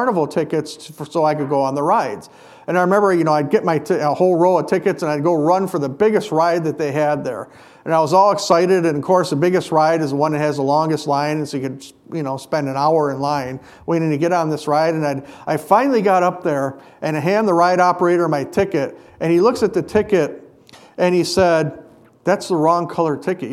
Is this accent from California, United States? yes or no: no; Hayward, Wisconsin, United States; when I was a kid, growing up in Hayward, we had something called the Muskie Festival